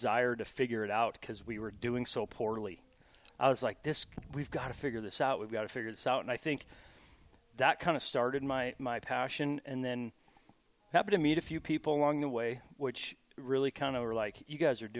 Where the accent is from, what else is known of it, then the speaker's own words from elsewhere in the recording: Butte, Montana, United States; I was born and raised in Butte and cut my teeth hunting and fishing in the Big Hole River, Big Hole Valley and all around Southwest Montana.